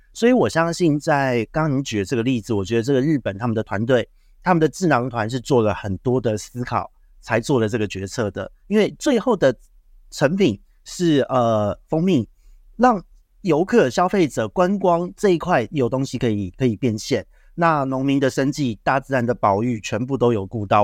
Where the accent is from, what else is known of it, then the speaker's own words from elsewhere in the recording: Taiwan; 我们台湾这边